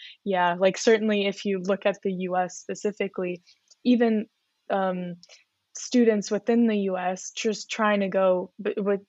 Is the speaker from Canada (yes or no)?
yes; Canada; I come from a country where, for me, I come from Canada.